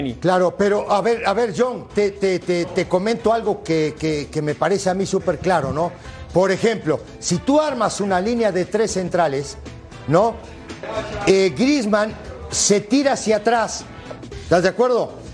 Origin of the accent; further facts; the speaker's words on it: Uruguay; yo soy uruguayo